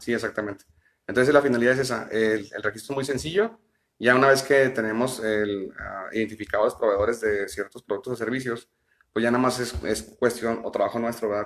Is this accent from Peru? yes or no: no; Ciudad Juárez, Chihuahua, Mexico; soy nacido en, la ciudad de Chihuahua, eh, tengo viviendo aquí en Ciudad Juárez ya eh, pues, toda mi vida, de los dos años que me vine aquí